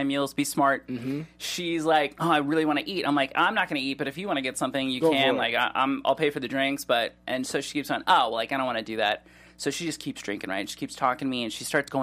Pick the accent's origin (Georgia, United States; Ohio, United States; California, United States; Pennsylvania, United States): Ohio, United States; Cleveland; now in Los Angeles, United States; I grew up in Cleveland